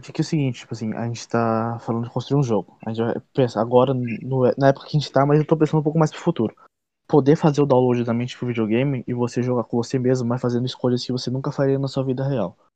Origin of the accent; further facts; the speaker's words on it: Brazil; por eu ser brasileiro, velho.